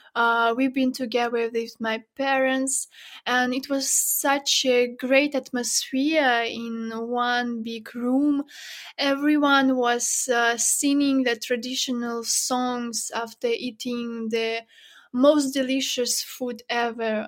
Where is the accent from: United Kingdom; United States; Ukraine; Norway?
Ukraine; Zhytomyr, Zhytomyr Oblast; moved away; my parents uh, that still live in my hometown. It's not a big city, not far from Kiev, as you mentioned. Um, uh, it's called Zhytomyr